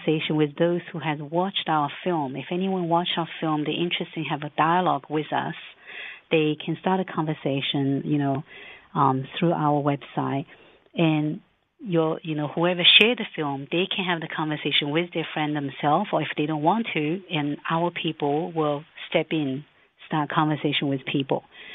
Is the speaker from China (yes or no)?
yes; Shanghai, China; Yes, I'm Chinese. I was born in Shanghai